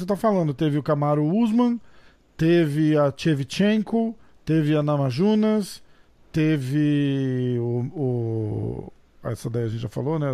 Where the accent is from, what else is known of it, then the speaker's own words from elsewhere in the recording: Brazil; eu também sou brasileiro